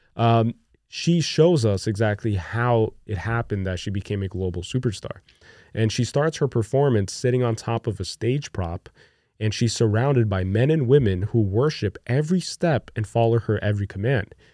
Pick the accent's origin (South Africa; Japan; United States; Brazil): Brazil; moved away; I grew up in Brazil, which is a third world country.